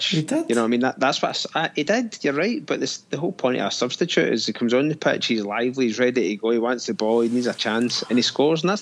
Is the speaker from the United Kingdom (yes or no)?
yes; Scotland, United Kingdom; accent: Scottish; moved away; I've actually angry Scotsman.